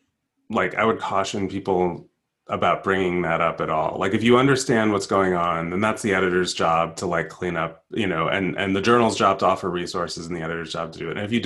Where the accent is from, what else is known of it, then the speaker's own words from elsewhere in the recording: United States; I grew up in the United States.